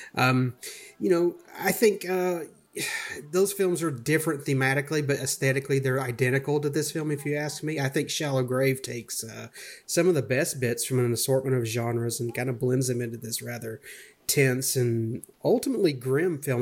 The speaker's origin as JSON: {"language": "English", "region": "Georgia", "country": "United States", "tie": "born or raised there", "said": "I grew up around Georgia, and I currently reside there"}